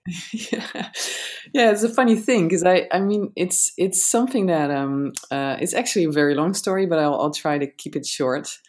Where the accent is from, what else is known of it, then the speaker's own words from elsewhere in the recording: Netherlands; I'm I'm I'm from the Netherlands